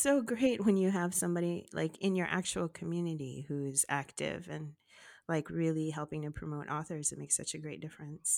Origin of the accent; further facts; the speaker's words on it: Los Angeles, California, United States; it was a very different life from what i lived